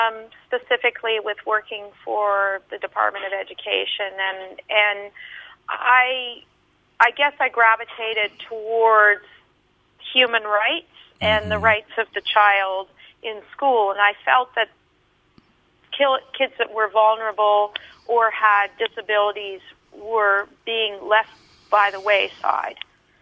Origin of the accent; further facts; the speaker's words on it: Australia; I'm pretty Australian